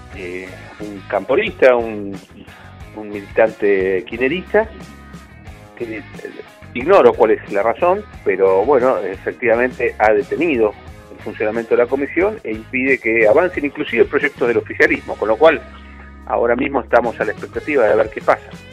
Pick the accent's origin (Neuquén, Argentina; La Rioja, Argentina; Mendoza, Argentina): Neuquén, Argentina; los que somos de Neuquén